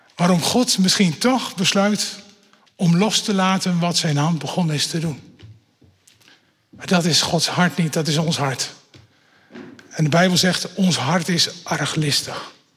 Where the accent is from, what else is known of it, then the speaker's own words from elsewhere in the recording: Netherlands; dat ben ik een echte Nederlander